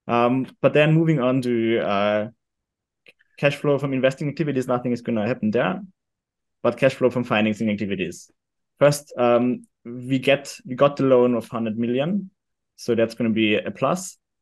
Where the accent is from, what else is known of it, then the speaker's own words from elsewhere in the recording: Austria; also born or lived in London; I'm from Austria